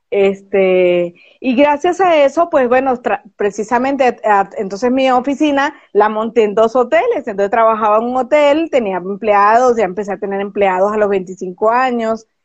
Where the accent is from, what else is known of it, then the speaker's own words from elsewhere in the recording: Caracas, Capital District, Venezuela; born there; moved away as an adult; Yo nací en Caracas, Venezuela. Eh, sí, a, mucho orgullo digo que soy venezolana, pero también a mucho orgullo digo que soy ciudadana del mundo, porque ya me ha tocado vivir en seis países.